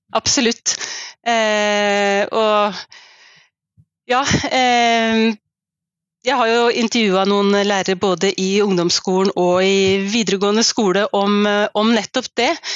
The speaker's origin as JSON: {"language": "Norwegian", "town": "Skien", "region": "Telemark", "country": "Norway", "tie": "born or raised there", "said": "jeg vokste opp i eh, Skien, et par steinkast fra Ibsen Venstøp. Og nå bor jeg i hjembyen min"}